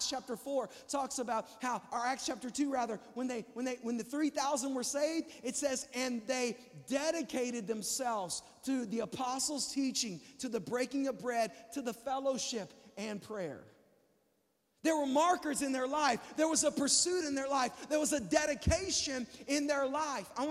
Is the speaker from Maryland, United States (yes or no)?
no; Texas, United States; I'm from Texas